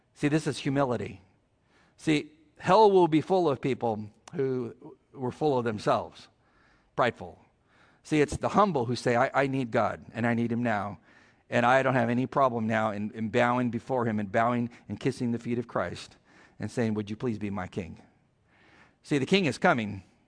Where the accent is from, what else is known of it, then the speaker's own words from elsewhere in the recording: California, United States; I'm from California